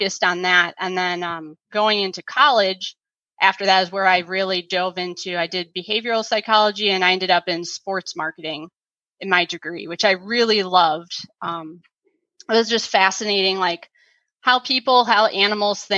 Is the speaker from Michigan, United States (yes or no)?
yes; South Lyon, Michigan, United States; also born or lived in Ypsilanti, Michigan; I was born in Ypsilanti, St. Joe's. I grew up and still live in the South Lyon, Southeast Michigan area of Michigan.